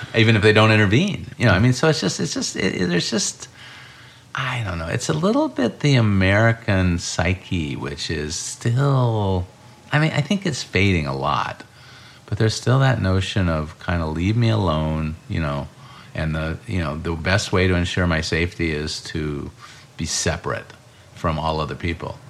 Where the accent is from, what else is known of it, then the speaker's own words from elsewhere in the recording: Urbana, Illinois, United States; also born or lived in Iowa; I grew up in Urbana, Illinois